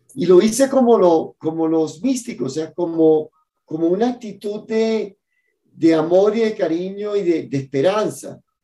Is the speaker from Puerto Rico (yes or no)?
no; Cartagena, Bolívar, Colombia; moved away; mi ciudad natal, en Cartagena